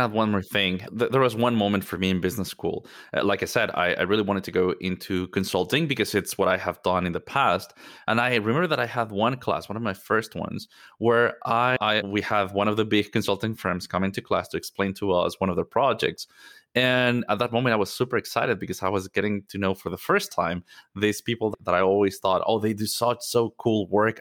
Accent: Mexico City, Mexico; moved away as an adult; I'm originally from Mexico. Mexico City is home for me.

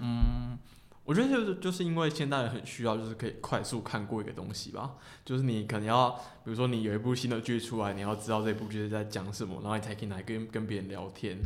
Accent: Tainan, Taiwan; 我是台南人啊

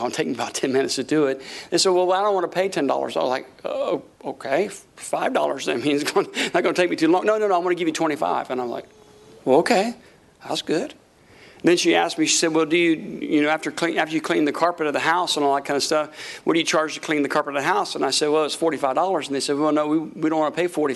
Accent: Tampa, Florida, United States; moved away as an adult; also born or lived in Tulsa, Oklahoma; we're from Tampa, Florida.

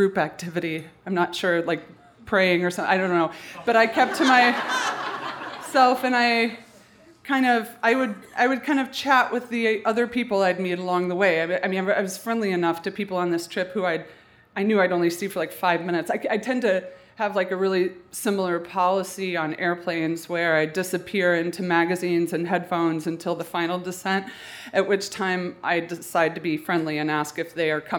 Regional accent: Colorado, United States; I'm from Colorado

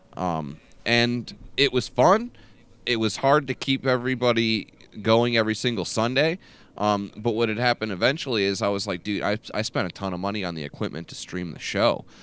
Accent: Michigan, United States; I'm from Michigan

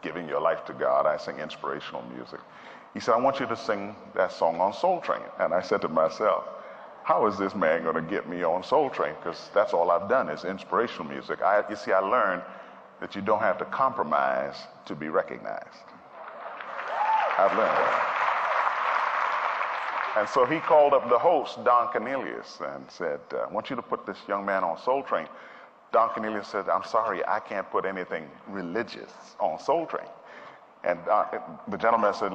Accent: Montreal, Quebec, Canada; also born or lived in Trinidad; now in United States; I was born in Trinidad in the Caribbean, and at the age of 10, my family moved to Montreal, Canada, where I grew up

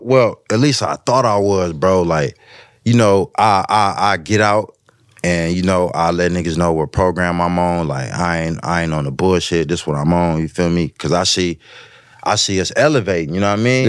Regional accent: West Coast, United States; I'm from the West

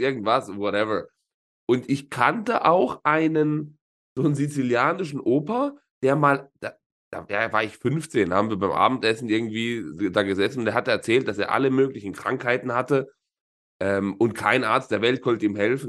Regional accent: Southern Italy, Italy; moved away; bei uns in, in Süditalien, wo ich herkomme

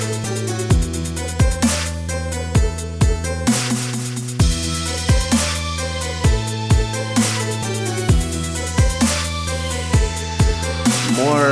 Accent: Finland; since I'm Finnish

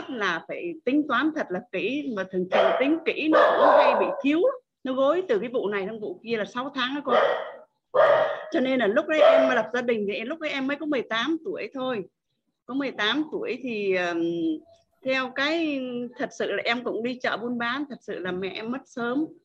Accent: Thanh Hóa, Vietnam; vùng quê em là ở Thanh Hóa vùng uh, miền Trung với cô quanh năm mưa gió bão lũ một năm chỉ có hai vụ thôi

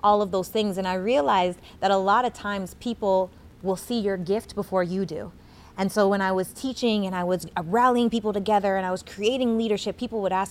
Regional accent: Regina, Saskatchewan, Canada; I'm from Regina, Saskatchewan, Canada.

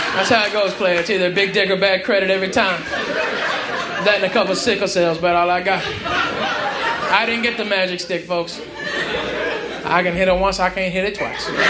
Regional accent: Arkansas, United States; moved away as an adult; also born or lived in Tennessee / Texas; I was born in Tennessee, raised in Arkansas, and moved to Texas when I was 18

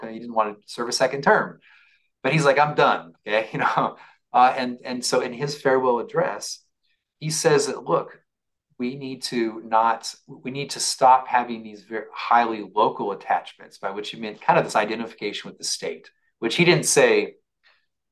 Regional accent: United States; we as Americans are a people

